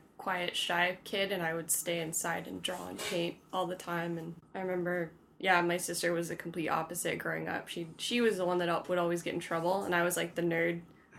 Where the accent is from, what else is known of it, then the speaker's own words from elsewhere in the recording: Palm Springs, California, United States; Yeah, I'm from Palm Springs.